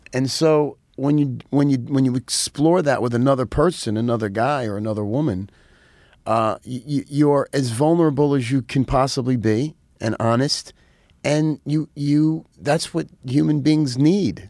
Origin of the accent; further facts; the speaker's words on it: New York City, New York, United States; also born or lived in Rockland County, New York / Nyack, New York; I grew up in New York. I was, uh, I was, I was in the Bronx till I was about fifteen